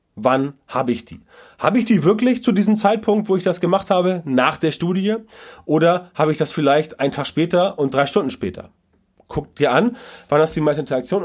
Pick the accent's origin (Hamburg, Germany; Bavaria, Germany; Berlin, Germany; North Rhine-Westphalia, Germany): Hamburg, Germany; SC Orania bei uns in Hamburg